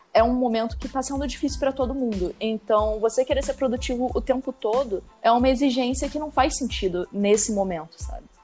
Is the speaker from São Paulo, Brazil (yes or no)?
no; Maricá, Rio de Janeiro, Brazil; moved away as an adult; now in Rio de Janeiro, Brazil; eu sou de Maricá